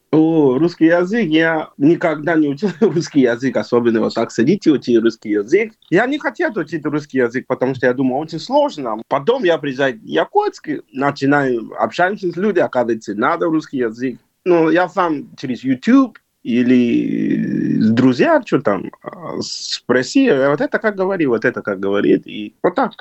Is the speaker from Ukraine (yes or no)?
no; Nigeria; Russian is a second language; moved away as an adult; also born or lived in China; now in Yakutsk, Russia; Я сам из Нигерии, Западной Африки